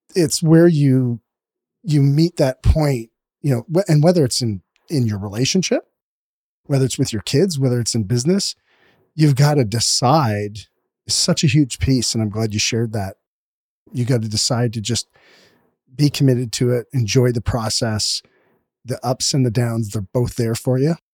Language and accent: English; Canada; we're from Canada